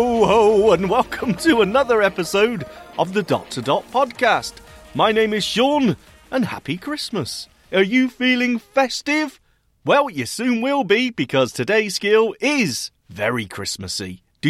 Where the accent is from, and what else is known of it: Manchester, North West England, United Kingdom